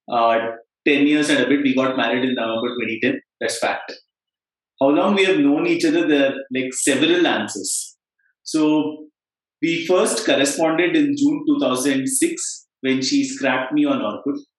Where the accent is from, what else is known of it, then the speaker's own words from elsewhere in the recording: Bangalore, Karnataka, India; Bangalore. Uh, I'm 38 years old, and right now I live right next to the place where I sort of grew up. So I'm I keep going to everywhere in the world and returning to Bangalore